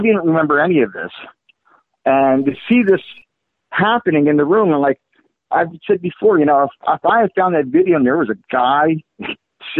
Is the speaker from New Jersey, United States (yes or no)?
yes; South River, New Jersey, United States; moved away as an adult; now in Florida, United States; I was born and raised in Jersey, in South River, New Jersey